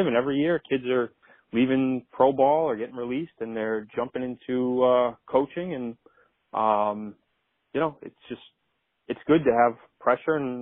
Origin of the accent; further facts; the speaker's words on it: Rhode Island, United States; I grew up in Rhode Island